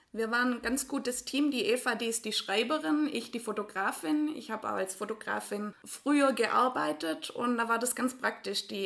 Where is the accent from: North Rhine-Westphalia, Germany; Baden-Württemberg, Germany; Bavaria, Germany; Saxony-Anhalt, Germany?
Baden-Württemberg, Germany; Ringingen; ich auf der Alp aus Ringingen, aus einem ganz kleinen Dorf neben Borlandingen. Und ja, wir sind beide eben in Hechingen zur Schule gegangen